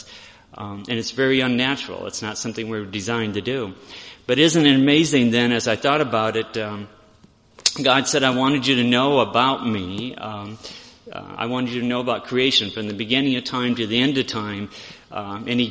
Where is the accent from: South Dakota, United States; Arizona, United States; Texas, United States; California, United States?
South Dakota, United States; Aberdeen; We're from Aberdeen